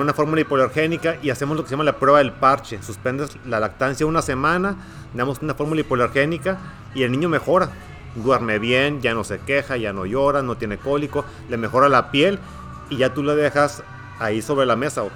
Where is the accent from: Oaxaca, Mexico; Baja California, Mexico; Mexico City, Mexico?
Baja California, Mexico; Ensenada; moved away as an adult; also born or lived in Tijuana; now in Hermosillo, Mexico; Yo soy originario de Ensenada, de Ensenada, Baja California